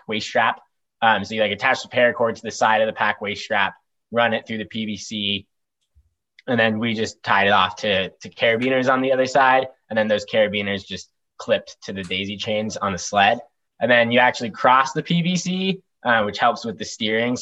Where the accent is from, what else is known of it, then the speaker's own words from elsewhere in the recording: Durango, Colorado, United States; now in Bozeman, United States; I grew up in Colorado